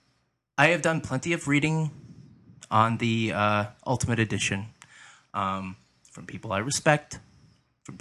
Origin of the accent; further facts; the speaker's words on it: southeastern Michigan, United States; us kids are from Michigan. We're Michigan boys, southeastern Michigan boys